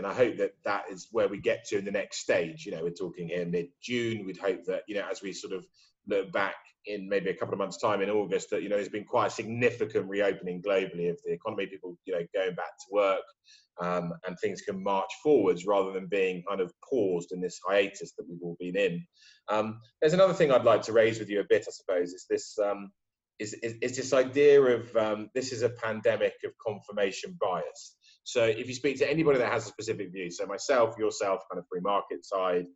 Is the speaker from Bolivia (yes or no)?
no; United Kingdom; I'm British